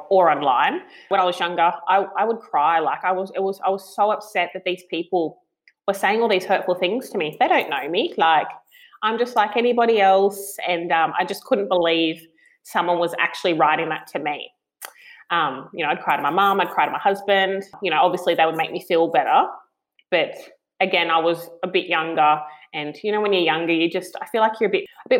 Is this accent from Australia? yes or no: yes; Tweed Heads, New South Wales, Australia; I grew up in Tweed Heads, so the border of Queensland and New South Wales